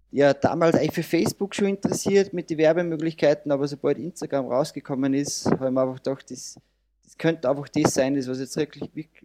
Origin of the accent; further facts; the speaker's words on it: Salzburg, Austria; Ich komme aus Carbon, aus dem wunderschönen Salzburger Land in Österreich.